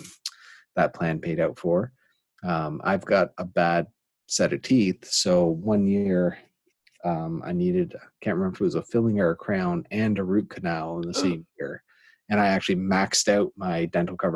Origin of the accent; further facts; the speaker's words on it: Canada; as a Canadian